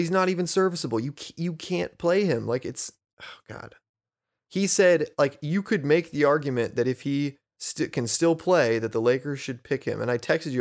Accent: San Diego, California, United States; moved away as an adult; now in East Bay, United States; we grew up in San Diego

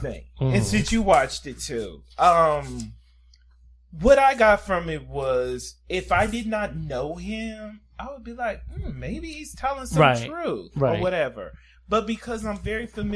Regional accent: Chicago, Illinois, United States; I'm from Chicago

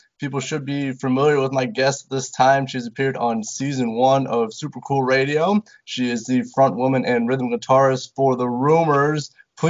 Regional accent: Mishawaka, Indiana, United States; Mishawaka, my hometown.

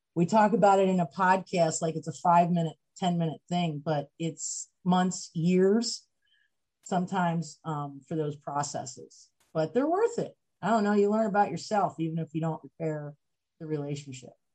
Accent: Macungie, Pennsylvania, United States; I grew up in Pennsylvania um, and small, small town, Pennsylvania, town called Macungie

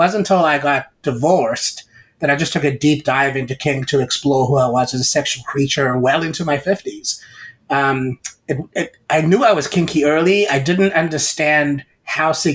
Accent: South Africa; moved away; I grew up in South Africa in a government school where there was corporal punishment

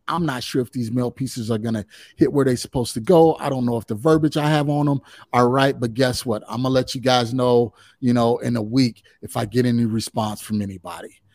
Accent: Chicagoland area, just south of Chicago, Illinois, United States; I'm originally from the Chicagoland area, uh, just, just south of Chicago

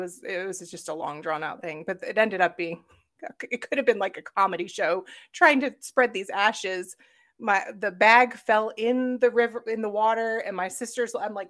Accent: Catonsville, Maryland, United States; now in Raleigh, United States; I'm originally from Catonsville, Maryland.

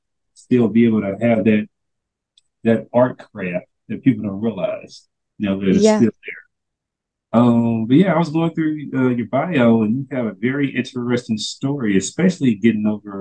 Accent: Tennessee, United States; moved away; because I'm originally from Tennessee

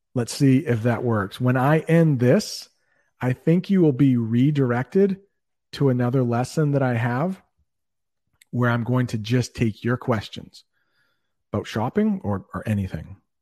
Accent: United States; I'm an American

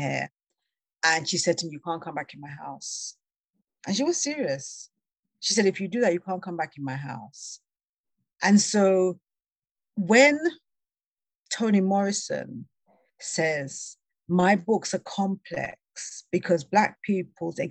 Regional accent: England, United Kingdom; moved away; I was born in England.

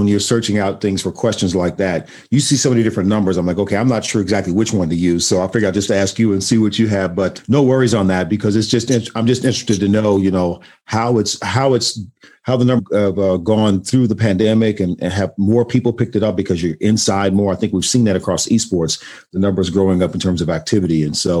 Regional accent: Austin, Texas, United States; I grew up in Austin

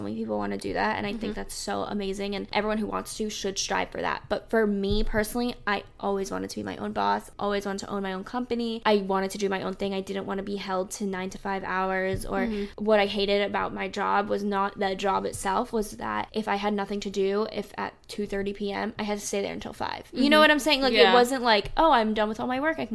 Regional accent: South Florida, United States; also born or lived in Charlotte, North Carolina; now in North Carolina, United States; I grew up in South Florida. I grew up like in kind of in between Fort Lauderdale and Miami, I guess.

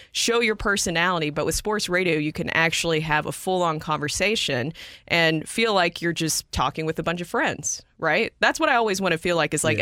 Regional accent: Nashville, Tennessee, United States; I'm from Nashville, Tennessee.

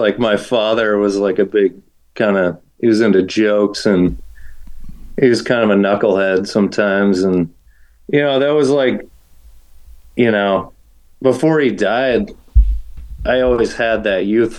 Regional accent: New Hampshire, United States; moved away; also born or lived in Massachusetts; growing up in New Hampshire, it's like you think, oh yeah, I ran all the time in the mountains, but I just played sports in a small town, you know?

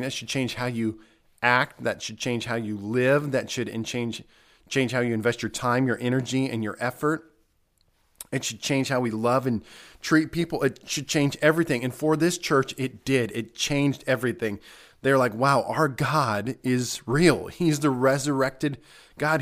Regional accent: United States; especially as American believers

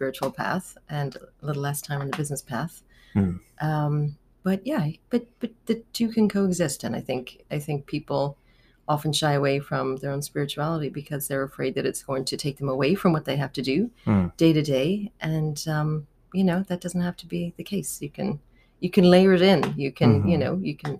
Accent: Dublin, Leinster, Ireland; moved away as an adult; also born or lived in Halifax; now in New York, United States; I grew up in Dublin, Ireland

